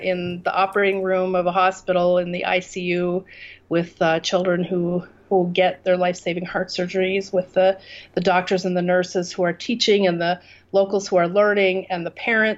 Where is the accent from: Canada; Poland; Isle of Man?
Canada; moved away as an adult; now in Kurdistan, Iraq; I I'm from Canada. I left my life in Canada and moved here